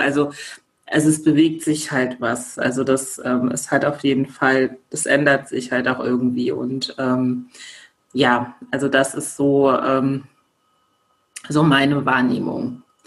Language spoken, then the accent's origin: German; Germany; ich ähm, in Deutschland geboren worden bin